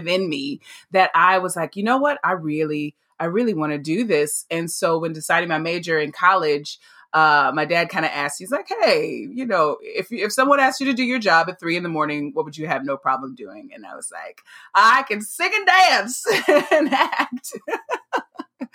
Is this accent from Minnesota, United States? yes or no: no; La Marque, Texas, United States; I actually grew up in a little town called Lamarck, Texas, and it's down by Galveston area